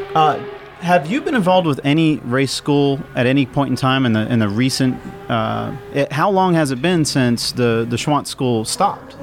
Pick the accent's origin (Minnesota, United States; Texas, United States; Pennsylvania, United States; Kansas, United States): Texas, United States; College Station; I'm from College Station